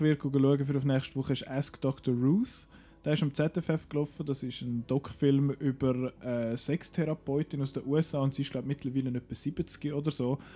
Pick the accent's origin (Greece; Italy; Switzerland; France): Switzerland; bei uns in der Schweiz